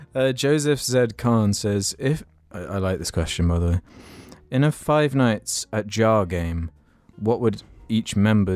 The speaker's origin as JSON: {"language": "English", "region": "London", "country": "United Kingdom", "tie": "born or raised there", "also_born_or_lived": "Hawaii", "lives_now": "Oahu, United States", "said": "Long story short, I was born in Hawaii, but was raised in London. Only last month, I moved to Oahu."}